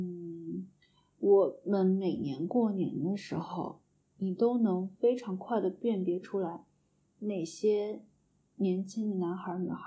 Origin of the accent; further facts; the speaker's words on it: Shaoyang, Hunan, China; moved away as an adult; now in Beijing, China; 我是前十八年都没有离开过邵阳，